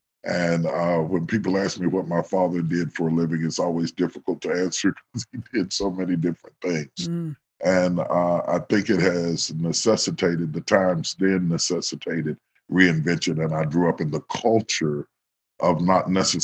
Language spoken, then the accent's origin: English; West Virginia, United States; moved away; So even though I grew up in West Virginia, I grew up with a very Southern cuisine